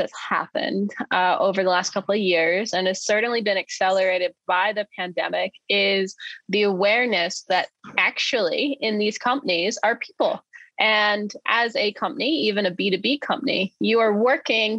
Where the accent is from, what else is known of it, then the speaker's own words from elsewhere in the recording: Maine, United States; he's from my home state